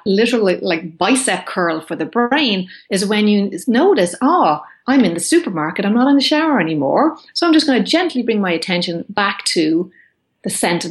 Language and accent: English; Ireland; moved away as an adult; now in California, United States; as an Irish woman